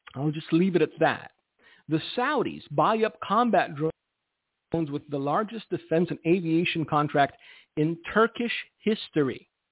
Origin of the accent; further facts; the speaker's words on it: United States; I'm an American. Uh, my Romanian passport expired, and so I am technically all American right now.